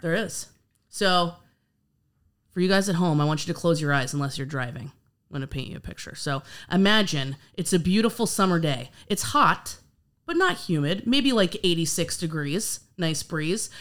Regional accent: New York, United States; I'm actually from New York as well, and I can remember being a little kid

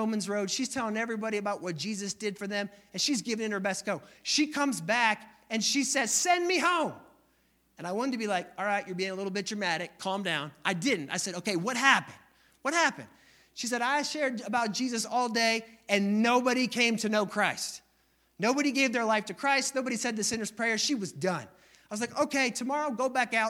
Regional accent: Northeast, United States; moved away as an adult; also born or lived in Missouri; I'm from the Northeast. We don't smile at each other. When I left the Northeast

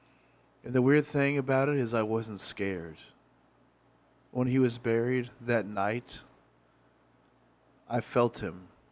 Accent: Haiti; now in Miami, United States; About 3.5 years ago, I went to my hometown in Haiti, met this wonderful guy that I fell in love with.

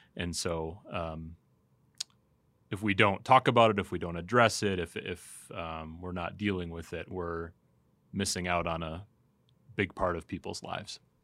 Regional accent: United States; as American Christians

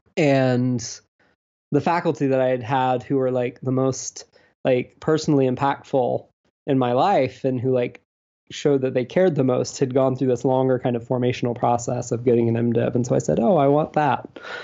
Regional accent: Deep South, United States; also born or lived in Alabama / Georgia; I'm from the Deep South. Um, I grew up in Alabama and Georgia

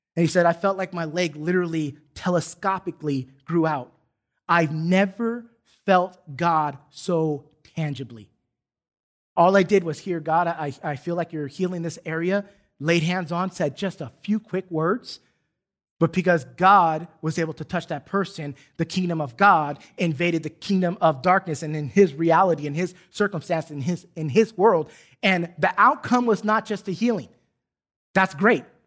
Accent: San Diego, California, United States; now in Duncanville, United States; I specifically could read graffiti in my hometown

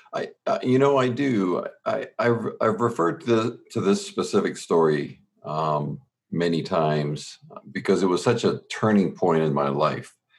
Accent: Southern Ontario, Canada; born and raised in Southern Ontario in Canada, we were 45 minutes from Buffalo

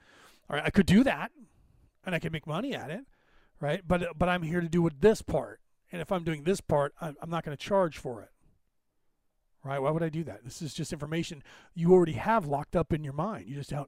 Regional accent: Ireland; Because I'm Irish, I speak a little bit long on subjects

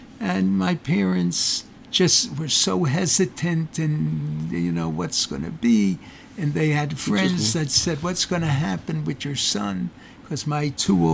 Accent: Miami Beach, Florida, United States; also born or lived in Bensonhurst, New York; Moved to Miami Beach, Florida

